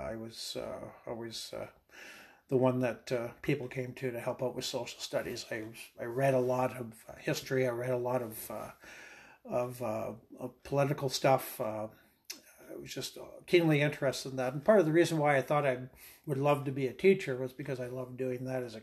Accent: Clavet, Saskatchewan, Canada; I was born and raised in Saskatchewan. I was born here in Saskatoon, actually, but raised on the family farm just outside of Clonsay, Saskatchewan

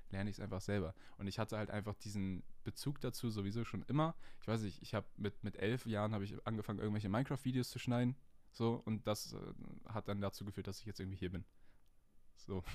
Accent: Hamburg, Germany; Ich bin 20 Jahre alt und ich komme aus Nähe Hamburg

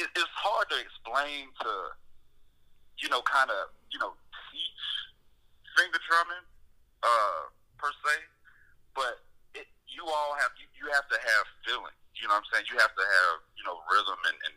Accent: Anderson, South Carolina, United States; now in North Carolina, United States; from Anderson, South Carolina, which was pretty much my hometown where I was, like, born and raised

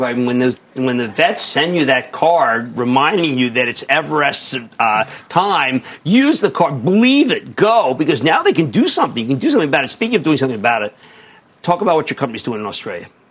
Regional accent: Philadelphia, Pennsylvania, United States; I'm from Philadelphia.

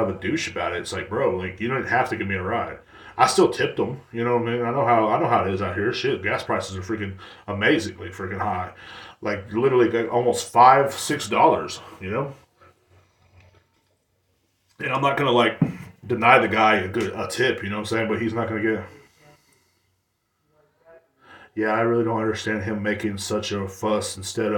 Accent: Texas, United States; in Texas, we don't, it's not a big deal to us.

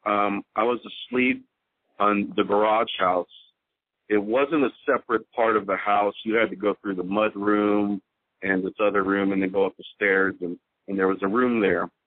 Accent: Houston, Texas, United States; I'm I'm from Houston

